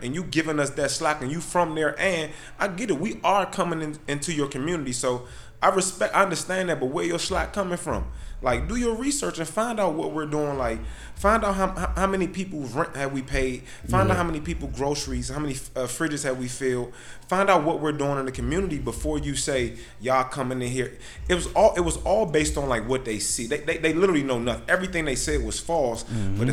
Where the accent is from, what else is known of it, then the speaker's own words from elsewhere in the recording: Glenarden, Maryland, United States; I'm from Glenarden and I love it. I love Glenarden